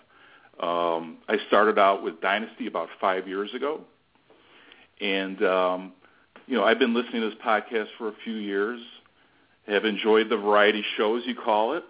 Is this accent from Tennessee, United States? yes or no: no; Arlington Heights, Illinois, United States; I'm from Arlington Heights, Illinois, which is a suburb northwest of Chicago